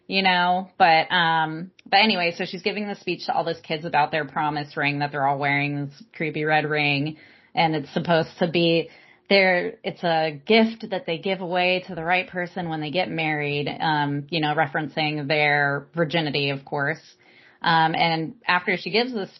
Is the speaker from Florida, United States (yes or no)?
no; Palm Springs, California, United States; I grew up in Palm Springs, California. Everyone I grew up with was gay